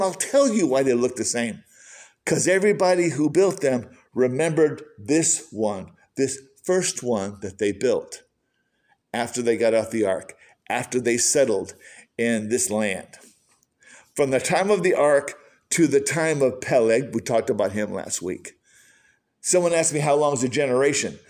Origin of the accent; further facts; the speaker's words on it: Michigan, United States; growing up in Michigan